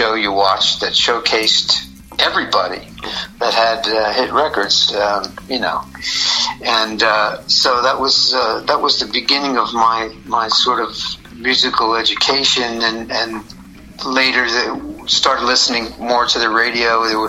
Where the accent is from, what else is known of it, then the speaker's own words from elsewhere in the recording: Philadelphia, Pennsylvania, United States; Well, I grew up in the Philadelphia area.